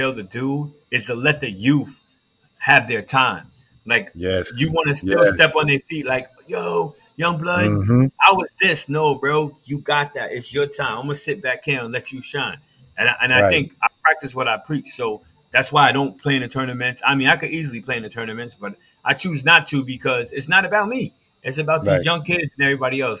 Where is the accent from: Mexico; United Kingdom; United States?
United States; Hudson, New York; moved away as an adult; also born or lived in Atlanta, Georgia / Pittsfield, Massachusetts / Birmingham, Alabama; born and raised in Hudson, man. I'm Hud City